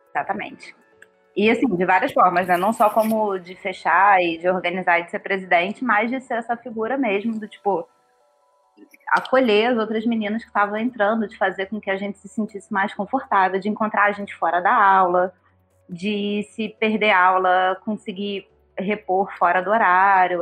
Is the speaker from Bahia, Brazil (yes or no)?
no; Rio de Janeiro, Brazil; moved away as an adult; now in São Paulo, Brazil; eu sou do Rio, vim para cá para trabalhar